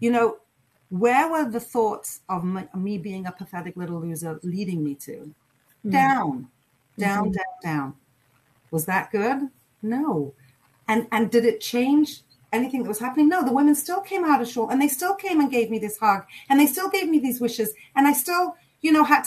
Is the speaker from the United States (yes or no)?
no; England, United Kingdom; I grew up in England